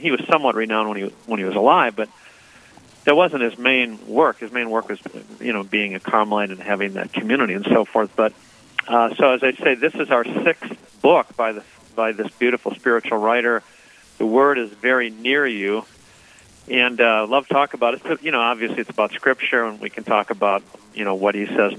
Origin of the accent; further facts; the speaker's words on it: St. Paul, Minnesota, United States; moved away as an adult; now in Bay Area, California, United States; I grew up in St. Paul, Minnesota